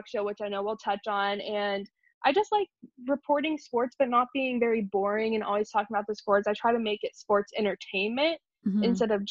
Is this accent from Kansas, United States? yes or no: yes; Wichita, Kansas, United States; also born or lived in New York; I am from New York originally, but we moved to Wichita, Kansas when I was a baby